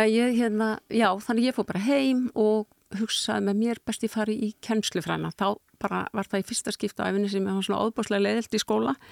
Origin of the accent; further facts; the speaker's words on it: Reykjavík, Capital Region, Iceland; svo flyttum við í Norðurmýruna þegar ég er svona eitthvað rétt rúmlega tvekkjára